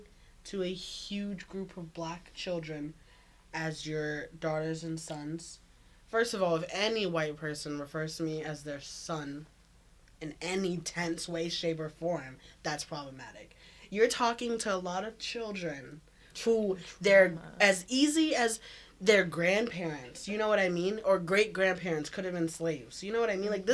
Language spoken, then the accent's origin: English; the American South, United States; now in Canada; I'm from America. Like, I'm from the South